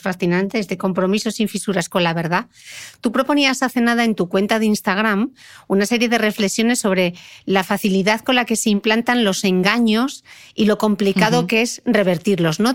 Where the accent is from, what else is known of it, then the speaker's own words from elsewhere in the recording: Gijón, Asturias, Spain; como soy de Gijón